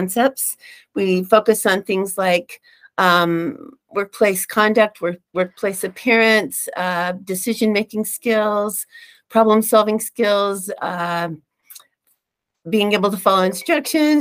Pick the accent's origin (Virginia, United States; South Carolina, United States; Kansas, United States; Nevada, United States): Nevada, United States; Reno; also born or lived in Phoenix; now in Utah, United States; I grew up in Reno and moved here later from Phoenix. So I've moved around a bit.